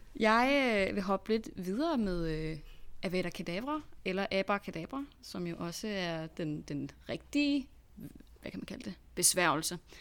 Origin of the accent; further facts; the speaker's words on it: Denmark; vi er danskere